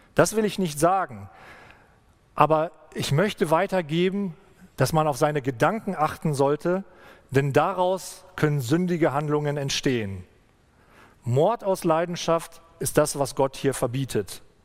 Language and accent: German; Germany; bei uns in Deutschland